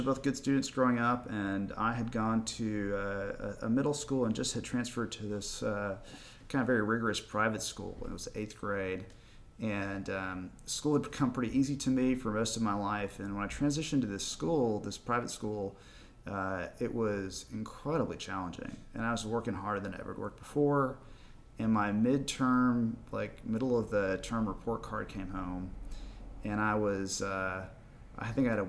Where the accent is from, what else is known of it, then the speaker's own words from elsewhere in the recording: Dallas, Texas, United States; I ended up being born and raised in Dallas, Texas